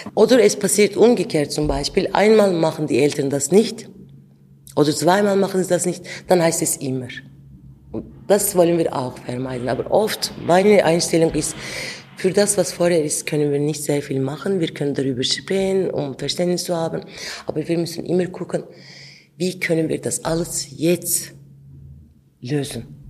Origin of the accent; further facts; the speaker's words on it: Ankara, Turkey; German is a second language; moved away as an adult; also born or lived in Adıyaman, Turkey; now in Switzerland; Ich bin in Ankara aufgewachsen, aber ich komme aus Adiaman